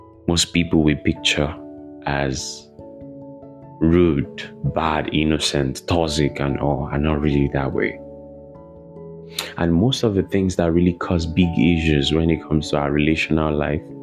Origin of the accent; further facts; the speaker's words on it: Ibadan, Oyo, Nigeria; moved away as an adult; also born or lived in Lagos, Nigeria; I grew up in Nigeria, Ibadan, Nigeria. I grew up there. I lived there for many years, over 2 decades.